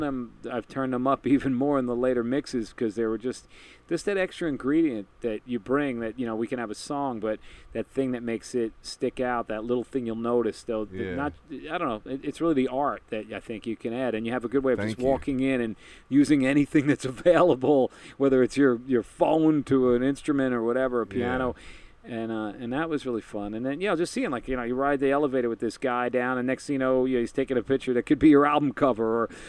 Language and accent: English; Queens, New York, United States; I mean, you know, coming from Queens, you took the train in and, you know, coming down to the city, but it was close, but it seemed some people never left Queens.